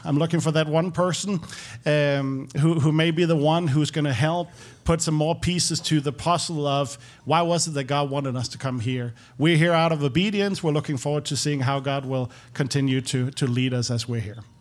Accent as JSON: {"language": "English", "town": "Copenhagen", "region": "Capital Region of Denmark", "country": "Denmark", "moved": "as an adult", "lives_now": "Nashville, United States", "said": "I'm, I'm from Denmark."}